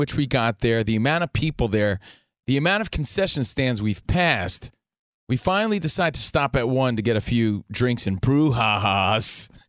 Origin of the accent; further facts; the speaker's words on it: East Coast, United States; Again, we're from the East Coast, so these were the soundtracks to our life, basically.